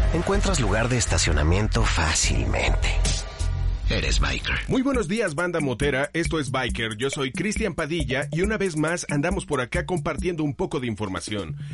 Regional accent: Mexico; nosotros como mexicanos

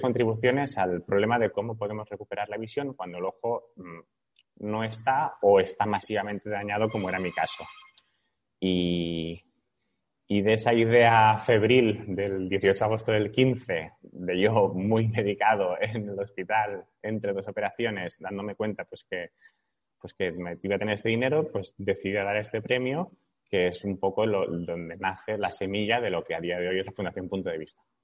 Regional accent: Barcelona, Catalonia, Spain; tengo 33 años, soy de Barcelona

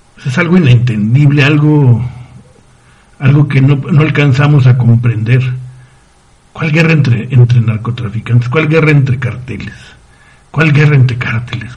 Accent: Ciudad Juárez, Chihuahua, Mexico; moved away as an adult; en mi tierra, en Ciudad Juárez

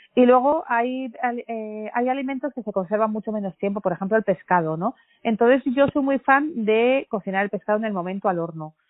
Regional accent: Basque Country, Spain; Como buena familia vasca

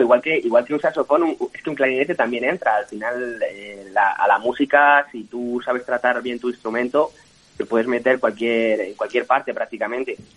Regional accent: Madrid, Community of Madrid, Spain; nosotros que somos de, somos madrileños también

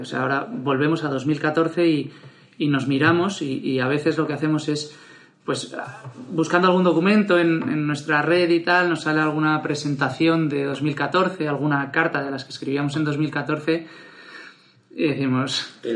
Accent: Madrid, Community of Madrid, Spain; also born or lived in Barcelona; Yo soy de Barcelona, pero estudié el colegio en, en, Madrid. Me vine pequeñito a Madrid

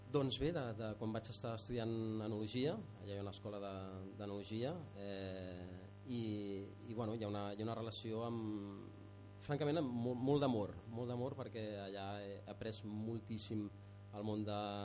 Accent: Barcelona, Catalonia, Spain; moved away as an adult; now in Maià de Montcal, Spain; de Barcelona eh, l'Anna i, i jo

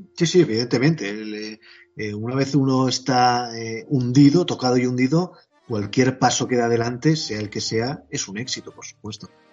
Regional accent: Spain; yo como español

